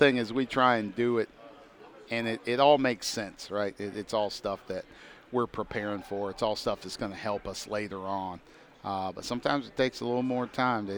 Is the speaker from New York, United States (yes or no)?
no; Indiana, United States; moved away; also born or lived in Pennsylvania; I'm from Indiana, so getting a chance to come back home